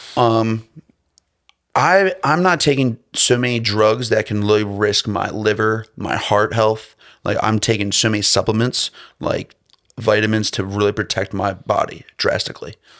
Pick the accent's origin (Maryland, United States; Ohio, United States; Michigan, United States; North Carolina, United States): Maryland, United States; Baltimore; I'm from, I'm coming from Baltimore City.